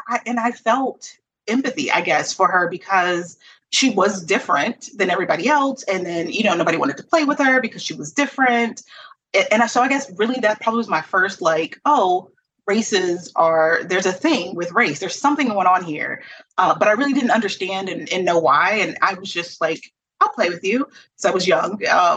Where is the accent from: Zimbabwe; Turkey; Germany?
Germany; We went to Germany. I grew up most of my life in Germany. I was born in Germany.